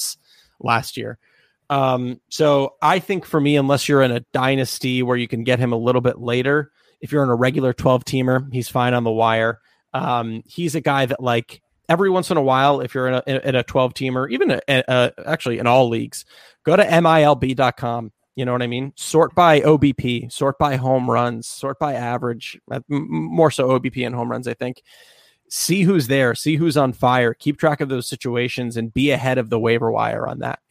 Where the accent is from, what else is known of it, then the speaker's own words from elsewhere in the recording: Columbia, Maryland, United States; also born or lived in Clarksville, Maryland; I grew up in Columbia and Clarksville